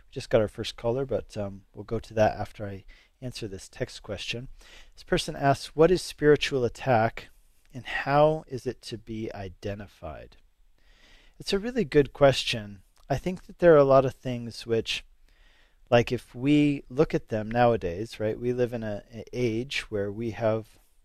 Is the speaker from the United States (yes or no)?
yes; Denver, Colorado, United States; also born or lived in Hungary; I came to know the Lord here in Colorado, grew up in Denver, Northside